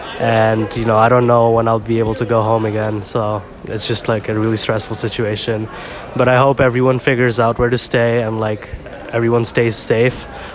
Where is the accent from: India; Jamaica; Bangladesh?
Bangladesh; Dhaka, Dhaka Division; I'm a sophomore, and I'm from Dhaka, Bangladesh.